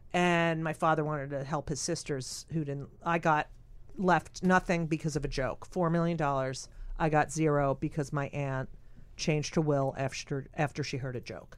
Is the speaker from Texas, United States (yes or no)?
no; New Jersey, United States; I'm also from New Jersey